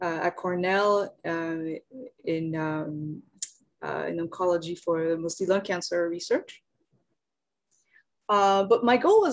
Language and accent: English; France; moved away as an adult; also born or lived in Japan; now in Seoul, South Korea; I'm from France originally, grew up there, but I spent about half of my life in France. So I stayed up until I finished my undergrad.